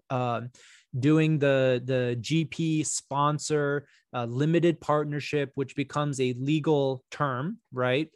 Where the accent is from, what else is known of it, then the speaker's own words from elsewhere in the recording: Texas, United States; moved away as an adult; also born or lived in New York / Miami, Florida; I'm originally from Texas. You know, I grew up here.